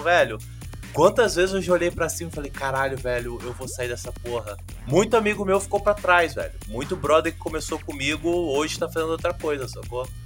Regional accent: Vila Velha, Espírito Santo, Brazil; sou do Espírito Santo, Vila Velha.

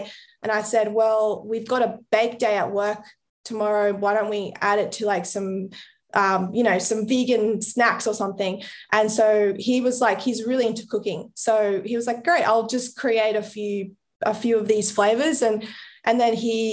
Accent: Colombia; now in Australia; I'm from Colombia

